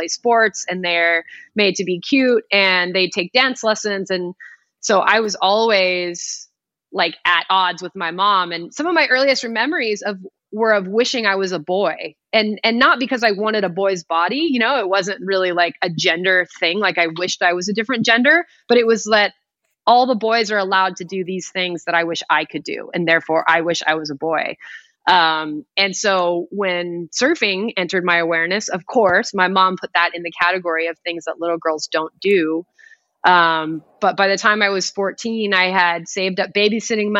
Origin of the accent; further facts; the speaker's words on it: Palos Verdes, California, United States; I grew up in Palos Verdes, California, which is a coastal community